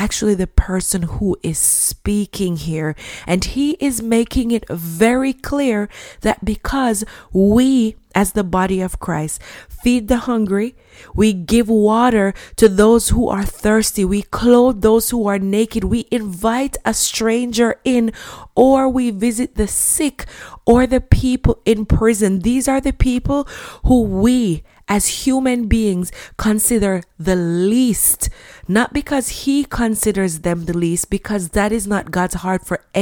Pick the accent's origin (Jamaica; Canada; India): Jamaica; when I was a child growing up in Jamaica